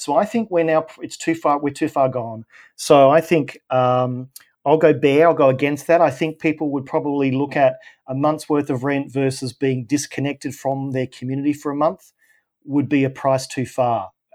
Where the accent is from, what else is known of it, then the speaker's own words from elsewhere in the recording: Australia; I'm Australian